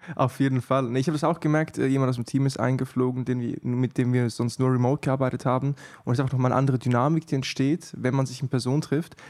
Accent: Switzerland; ich bin Schweizer gebürtig

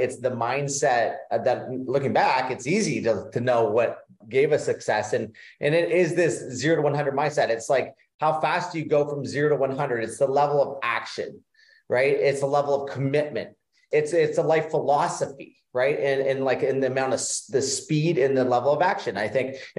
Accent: Ontario, Canada; now in Florida, United States; I grew up in Ontario, Canada. So right now we live in Florida.

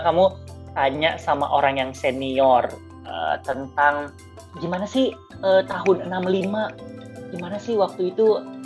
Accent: Jakarta, Indonesia; aku lahir dan besar di Jakarta

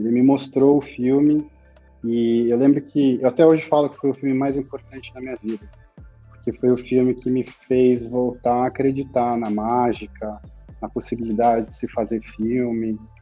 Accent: São Paulo, Brazil; nasci e fui criado em São Paulo a vida inteira

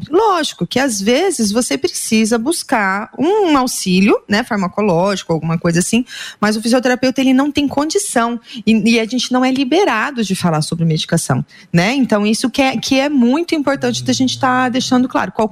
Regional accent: near Presidente Prudente, São Paulo, Brazil; moved away; also born or lived in Londrina; nascida ali perto de Presidente Prudente

